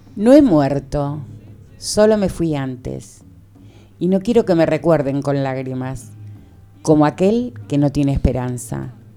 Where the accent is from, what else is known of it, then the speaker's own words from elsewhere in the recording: Argentina; nosotros y nosotras tuvimos una etapa como argentinos y argentinas